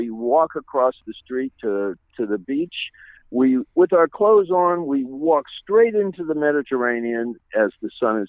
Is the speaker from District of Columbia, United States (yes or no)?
yes; Washington, District of Columbia, United States; I grew up in Washington D.C. and in a place called Chilham Heights, and I had a single mom